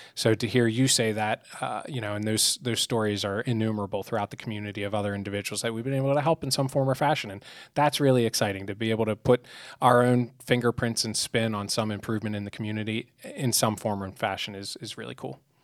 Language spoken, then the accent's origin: English; outside Philadelphia, Pennsylvania, United States; moved away as an adult; now in York County, United States; I grew up outside Philadelphia, came to York for York College